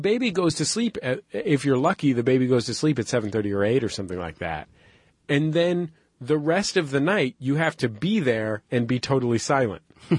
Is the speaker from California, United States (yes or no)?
yes; San Francisco, California, United States; I'm from San Francisco.